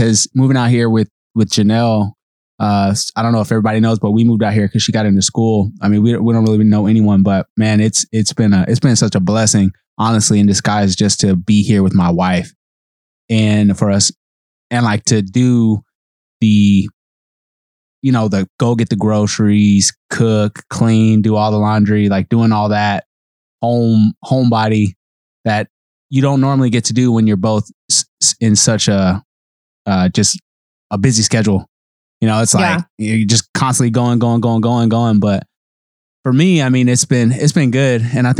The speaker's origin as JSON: {"language": "English", "town": "Dallas", "region": "Texas", "country": "United States", "said": "I'm here from Dallas, Texas. I don't know anyone."}